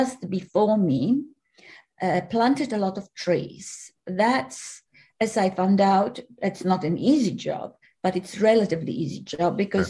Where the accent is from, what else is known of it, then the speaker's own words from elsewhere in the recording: Poland; now in Australia; I was born in Poland, for the record, and I lived here for, well, now nearly 40 years